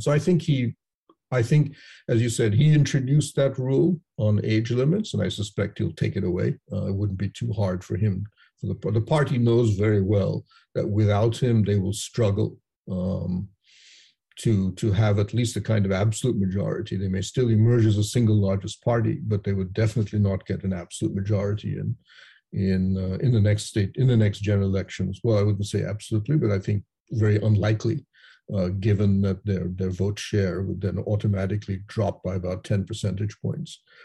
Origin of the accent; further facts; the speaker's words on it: Kolkata, West Bengal, India; I'm a Bengali from Calcutta